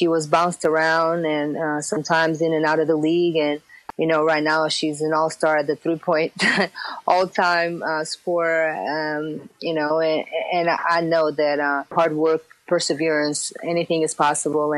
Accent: Portugal; moved away as an adult; growing up in Portugal, in a very small city, it's a small country that is basically soccer dominated

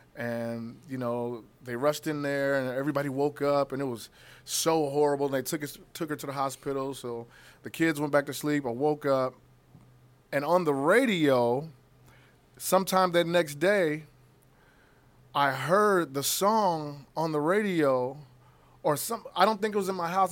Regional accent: Kansas City, Missouri, United States; I'm from the Midwest

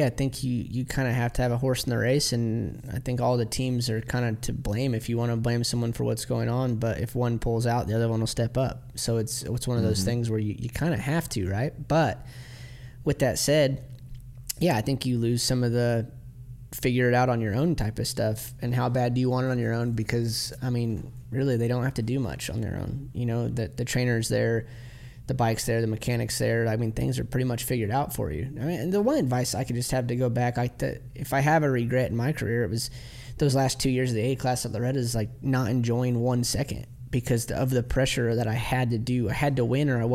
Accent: Midwest, United States; We're from the Midwest where you don't hear from us for 6 months because of the winter

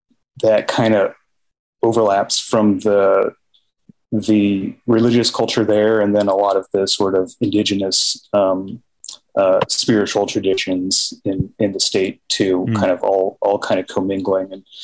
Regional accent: Park City, Utah, United States; now in Los Angeles, United States; I grew up in Park City

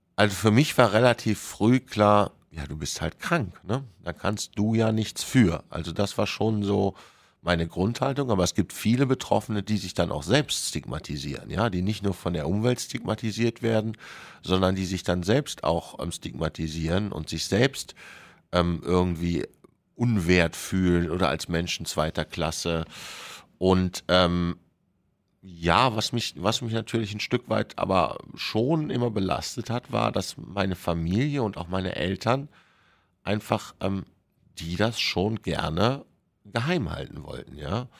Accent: Germany; bei uns in Deutschland

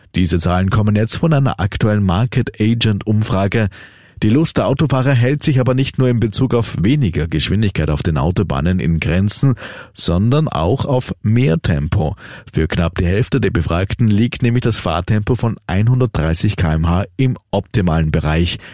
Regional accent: Austria; bei uns in Österreich

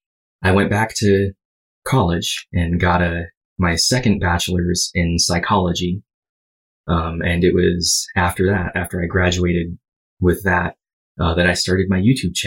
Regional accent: Hawaii, United States; So I grew up in Hawaii, stayed there all the way until I was 18.

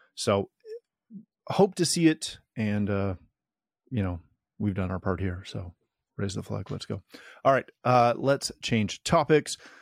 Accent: Canada; I am Canadian

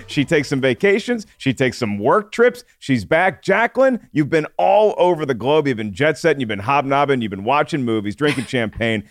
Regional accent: Williamsburg, Virginia, United States; I was in Williamsburg, Virginia

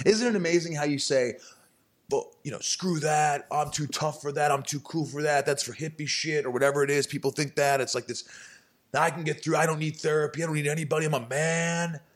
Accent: Evansville, Indiana, United States; moved away; also born or lived in Newburgh, Indiana; growing up in Indiana, a small town, sort of Bible Belt

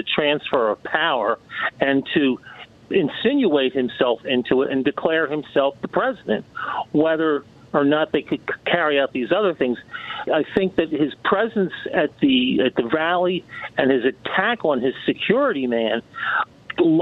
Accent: Philadelphia, Pennsylvania, United States; I'm from the Philadelphia area

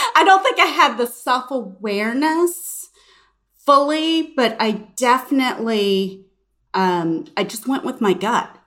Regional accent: Houston, Texas, United States; moved away as an adult; I grew up in Houston

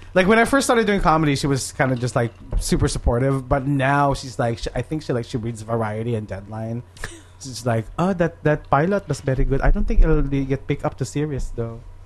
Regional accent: Philippines; now in United States; I grew up in the Philippines

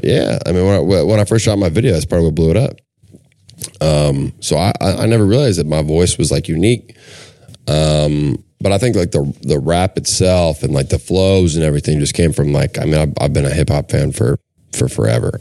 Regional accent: Minnesota, United States; I'm from Minnesota

